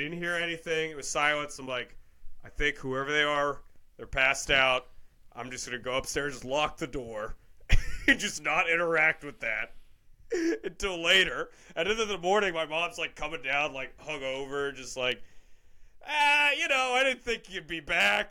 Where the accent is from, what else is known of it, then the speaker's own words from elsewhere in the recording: United States; I was born in America